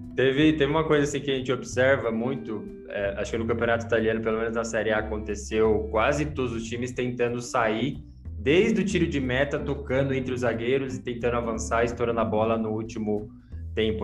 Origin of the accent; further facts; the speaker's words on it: Guarulhos, São Paulo, Brazil; eu sou de Guarulhos